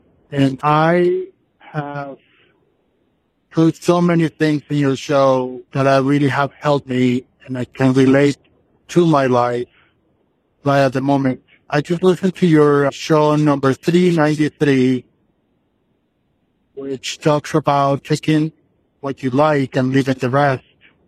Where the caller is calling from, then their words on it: Los Angeles, California, United States; I'm calling you from California. I live in Los Angeles.